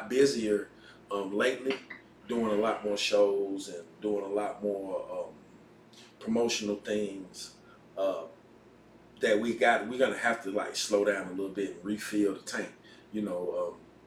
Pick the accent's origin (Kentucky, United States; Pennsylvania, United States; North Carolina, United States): North Carolina, United States; Asheville; I'm from Burke Street Community.